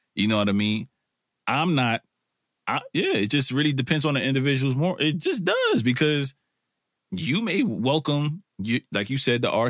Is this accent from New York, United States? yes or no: yes; New York City, New York, United States; I'm a, I'm a kid from Brooklyn, or an old man now, or if people would consider me that, from Brooklyn